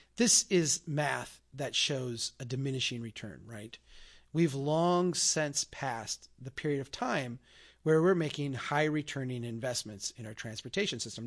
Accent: Brainerd, Minnesota, United States; My hometown here of Brainerd, Minnesota

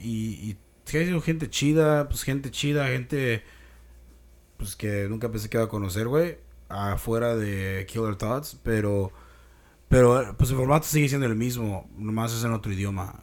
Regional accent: Mexico; nuestra cultura, güey, como mexicanos

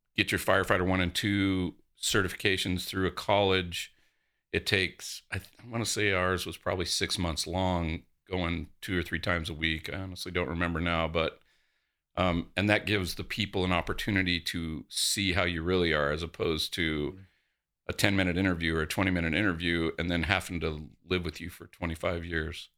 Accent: between Coolidge and Florence, Arizona, United States; also born or lived in Charleston, South Carolina; I grew up, uh, south of here, um, between Coolidge and Florence

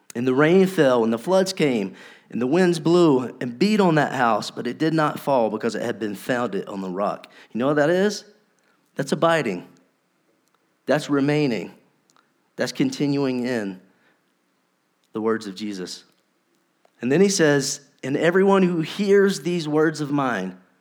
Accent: North Carolina, United States; We're from North Carolina.

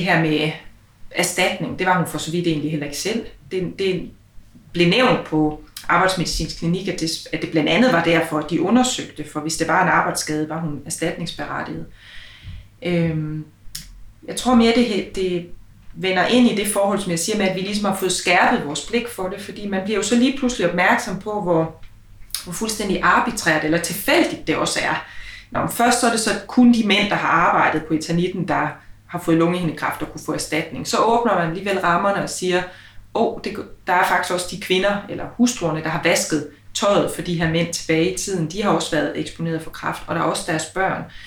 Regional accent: Aalborg, North Denmark Region, Denmark; vi jo begge to født og opvokset i Aalborg

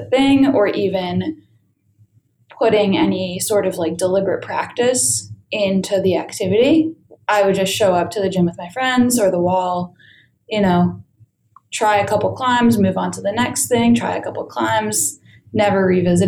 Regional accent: Connecticut, United States; I grew up in Connecticut

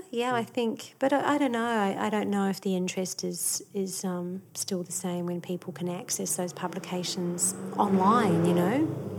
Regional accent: New Zealand; there was some great talent growing up in New Zealand as well. So it sort of did teach you to not be too full of yourself.

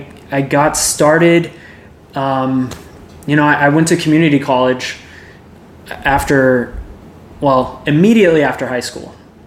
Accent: Keller, Texas, United States; I was born and raised in Keller

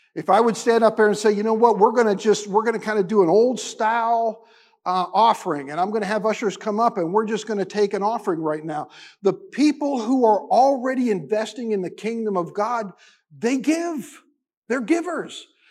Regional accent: United States; being an American Christian

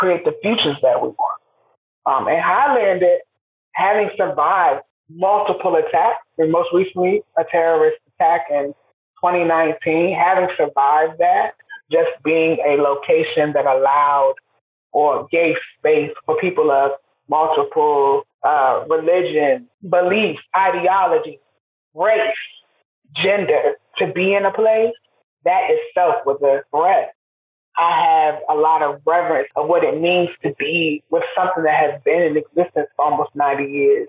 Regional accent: Washington, District of Columbia, United States; now in Durham, United States; I'm originally from Washington, D.C. I'm a native, come from multiple generations, and D.C. means a lot to me. It shaped me, built my foundation

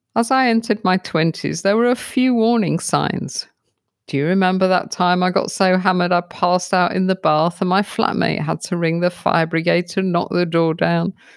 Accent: United Kingdom; also born or lived in London; now in South Africa; I'm a Brit living in South Africa

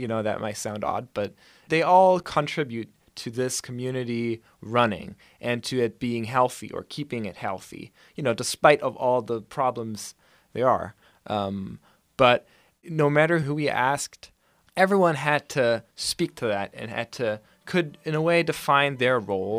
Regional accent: Berlin, Germany; now in Ithaca, United States; I grew up in Berlin and I never really lived in a small city

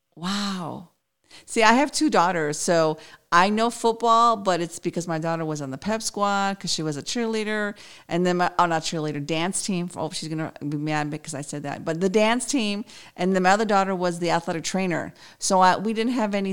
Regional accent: Chicago, Illinois, United States; now in San Antonio, United States; I was raised in Chicago, so I'm all Bears

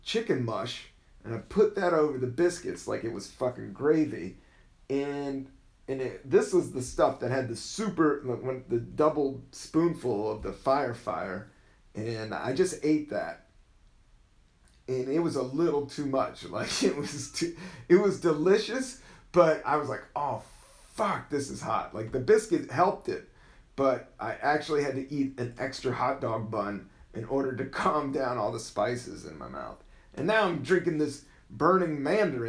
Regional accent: the South, United States; I am from the South

